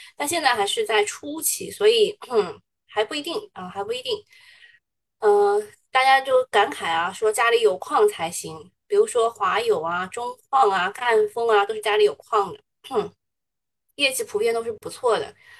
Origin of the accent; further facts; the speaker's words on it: China; 我们中国人还是比较吃后面那一套的